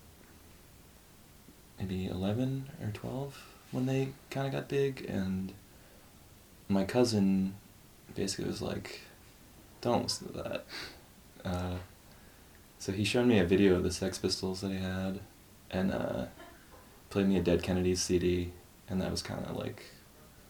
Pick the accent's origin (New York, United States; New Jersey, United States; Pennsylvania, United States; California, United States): New Jersey, United States; northern; moved away; also born or lived in Hackensack, New Jersey / Philadelphia; I was born in northern New Jersey